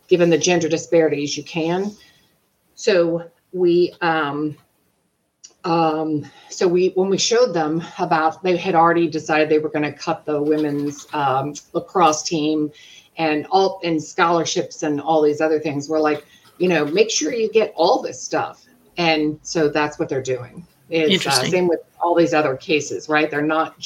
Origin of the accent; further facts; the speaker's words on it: Jacksonville, Florida, United States; I'm from Jacksonville, Florida